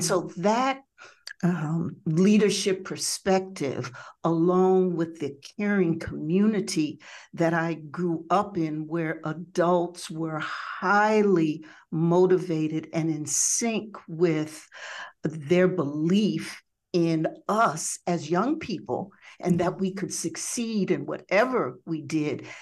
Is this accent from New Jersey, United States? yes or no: yes; Jersey Shore, New Jersey, United States; moved away as an adult; now in Detroit, United States; originally from the Jersey Shore, which I must admit is still a piece of my heart